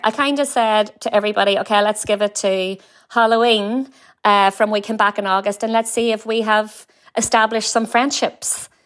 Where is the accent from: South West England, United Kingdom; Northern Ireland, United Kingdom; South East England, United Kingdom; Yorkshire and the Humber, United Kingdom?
Northern Ireland, United Kingdom; Warrenpoint; accent: Northern Irish; moved away as an adult; now in San Francisco, United States; Warren Point